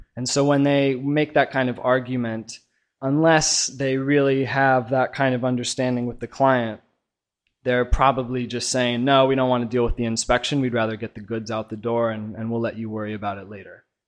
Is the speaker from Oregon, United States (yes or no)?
yes; Portland, Oregon, United States; moved away as an adult; now in China; I'm from Portland, Oregon, and I've been here in China